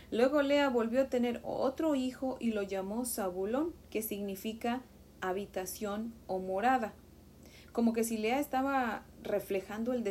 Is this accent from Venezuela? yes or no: no; Mexico; Como saben, yo soy de México y en México a los niños les decimos chamacos, chiquillos, ¿verdad?